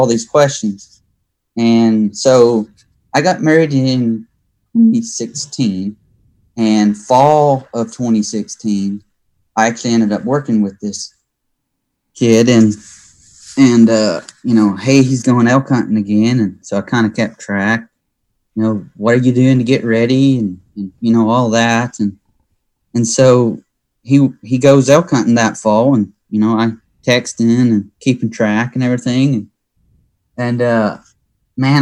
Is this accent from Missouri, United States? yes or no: no; Arkansas, United States; originally from Arkansas. So basically I grew up in Arkansas as a kid